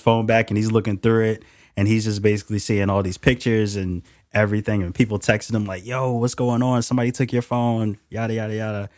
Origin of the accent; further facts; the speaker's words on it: Philadelphia, Pennsylvania, United States; moved away as an adult; also born or lived in Yeadon, Pennsylvania; now in Seattle, United States; I was born and raised in Philly.